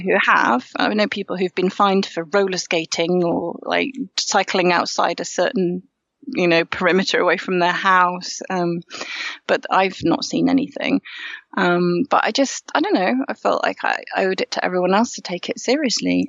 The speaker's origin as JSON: {"language": "English", "region": "Yorkshire and the Humber", "country": "United Kingdom", "also_born_or_lived": "Normandy, France", "moved": "as an adult", "lives_now": "Paris, France", "said": "I'm from Yorkshire. Um, and I moved over to France about half my life ago, so after university"}